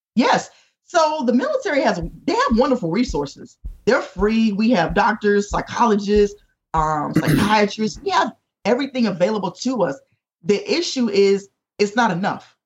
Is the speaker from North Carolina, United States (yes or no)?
yes; North Carolina, United States; moved away as an adult; also born or lived in Chicago area; now in Chesapeake, United States; I was from North Carolina.